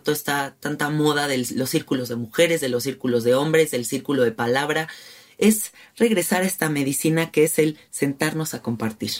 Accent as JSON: {"language": "Spanish", "region": "Mexico City", "country": "Mexico", "said": "yo, por ejemplo, que soy muy de la Ciudad de México, que soy muy rata de ciudad"}